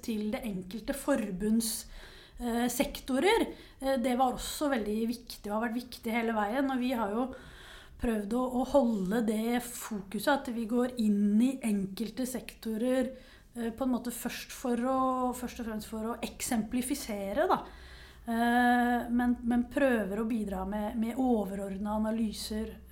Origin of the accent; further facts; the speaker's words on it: Nesodden, Akershus, Norway; now in Oslo, Norway; er jeg utdanna historiker fra Nesodden